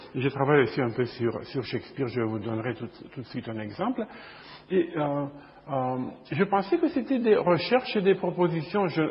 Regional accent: Bucharest, Romania; now in Chicago, United States; je suis né à Bucarest, en Roumanie, euh, il y a longtemps. Et euh, je vis aux États-Unis

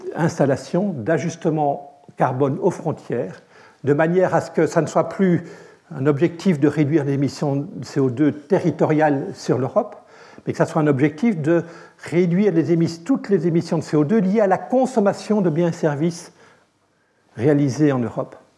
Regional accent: Belgium; je suis belge

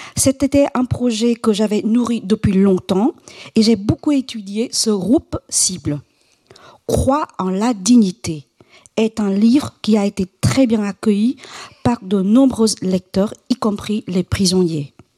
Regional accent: Quảng Trị, Vietnam; Je suis née à Quang Chi, l'une des provinces les plus pauvres du centre du Vietnam

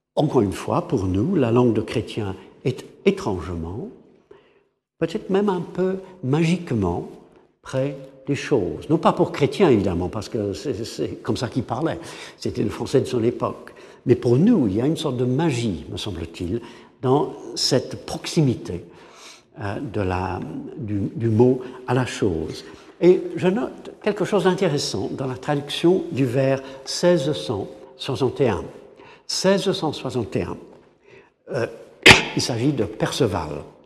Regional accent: England, United Kingdom; French is a second language; En tant qu'anglais

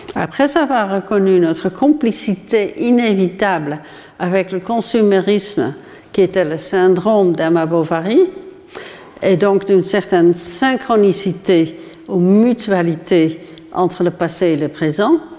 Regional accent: Netherlands; Aux Pays-Bas, qui est mon pays d'origine

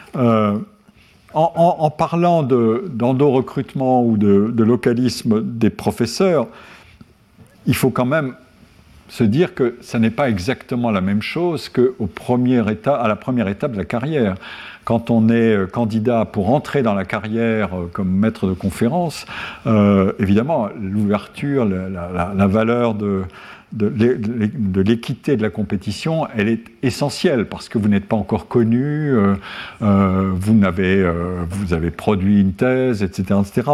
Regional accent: Lorraine, Grand Est, France; Lorraine, mon pays natal

